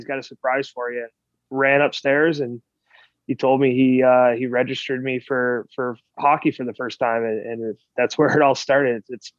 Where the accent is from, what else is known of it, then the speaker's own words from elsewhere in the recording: Iowa, United States; also born or lived in Buffalo, New York; I was born in Buffalo, New York, was there until we moved to Iowa when I was six.